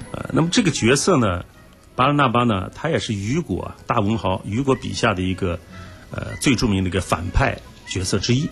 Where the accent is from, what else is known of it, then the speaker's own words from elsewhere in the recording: China; 我们中国人